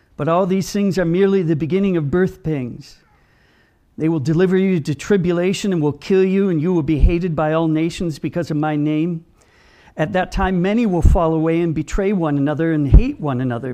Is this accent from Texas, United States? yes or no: no; Minnesota, United States; I come from Minnesota